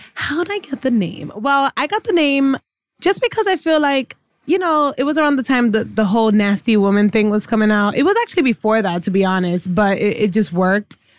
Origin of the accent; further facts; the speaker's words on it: New York City, New York, United States; first language English; I was born here, born and raised in the Bronx.